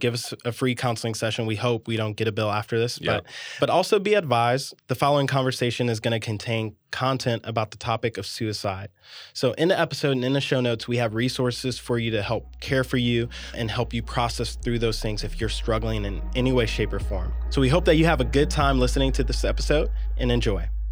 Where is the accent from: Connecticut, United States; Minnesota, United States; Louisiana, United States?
Louisiana, United States; New Orleans; moved away as an adult; now in Austin, United States; I'm originally from New Orleans